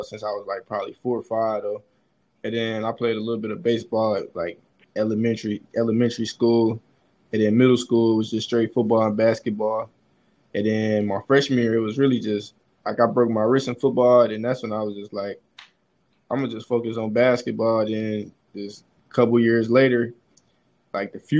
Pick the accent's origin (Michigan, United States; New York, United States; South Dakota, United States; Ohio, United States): Ohio, United States; Cincinnati; I'm actually from Cincinnati, Ohio